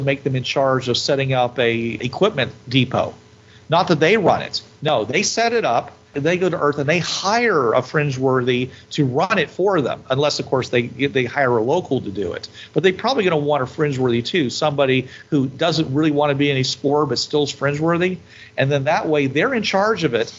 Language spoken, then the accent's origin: English; United States; I'm an American